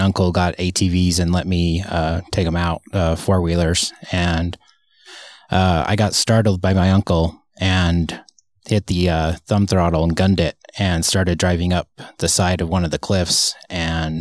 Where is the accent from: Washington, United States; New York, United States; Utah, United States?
Utah, United States; Kearns; moved away as an adult; also born or lived in Murray, Utah; now in California, United States; I am originally from Utah. I was born in Murray